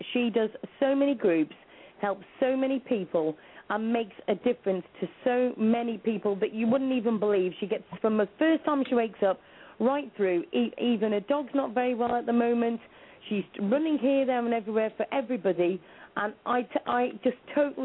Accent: Shropshire, West Midlands, United Kingdom; I'm from Shropshire.

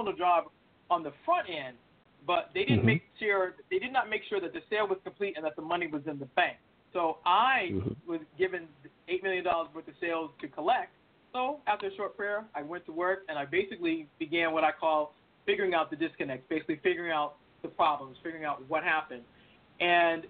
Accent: Boston, Massachusetts, United States; I'm originally from Boston, so I'm all things Boston.

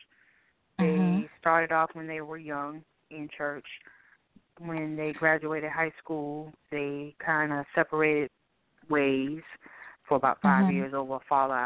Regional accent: Boston, Massachusetts, United States; now in Durham, United States; I'm originally from Boston, Massachusetts, but I'm currently residing in Durham, North Carolina.

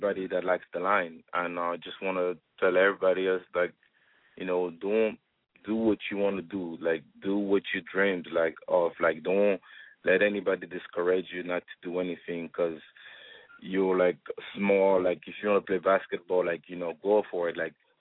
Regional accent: Gabon; also born or lived in France; now in United States; I was born and raised in Gabon, Africa

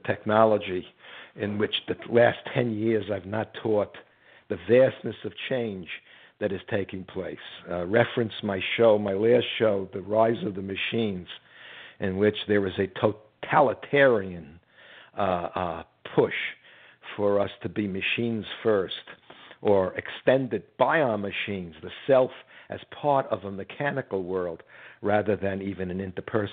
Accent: United States; I'm an American.

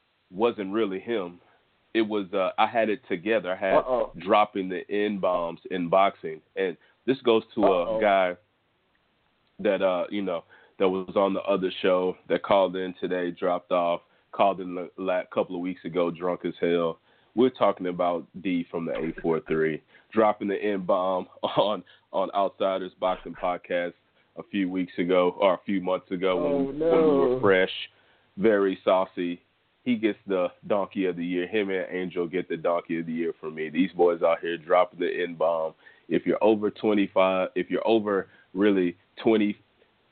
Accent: Texas, United States; I'm from Texas

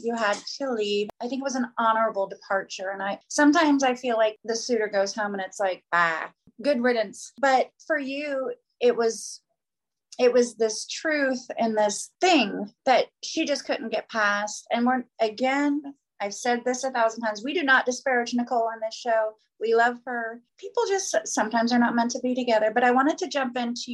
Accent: Florida, United States; I'm a Florida girl.

